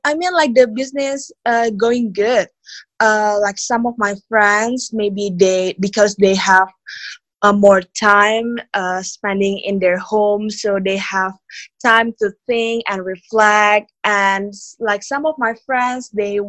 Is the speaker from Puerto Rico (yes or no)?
no; Jakarta, Indonesia; moved away as an adult; now in Bali, Indonesia; I was born and raised in Jakarta. And like, I moved to Bali 2 years ago